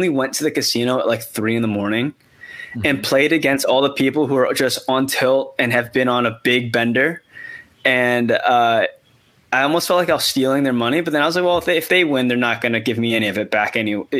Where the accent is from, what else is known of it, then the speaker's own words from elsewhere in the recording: Chicago, Illinois, United States; moved away as an adult; now in Los Angeles, United States; I grew up in Chicago.